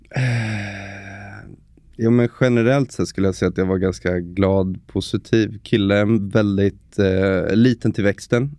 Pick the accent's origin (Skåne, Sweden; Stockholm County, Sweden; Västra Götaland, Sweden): Stockholm County, Sweden; Stockholm; Född och uppvuxen i Stockholm, 35 år